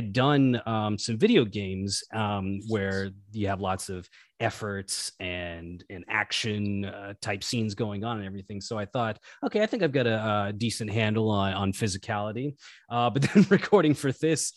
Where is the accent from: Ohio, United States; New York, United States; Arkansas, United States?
Arkansas, United States; moved away as an adult; now in Los Angeles, United States; I'm originally from Arkansas, but I've been out in LA for, geez, I think going on 13 years now.